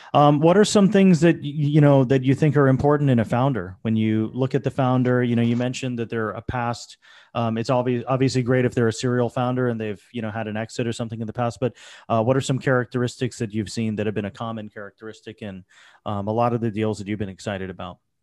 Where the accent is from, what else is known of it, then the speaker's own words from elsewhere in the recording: Florida, United States; now in New York, United States; I grew up in Florida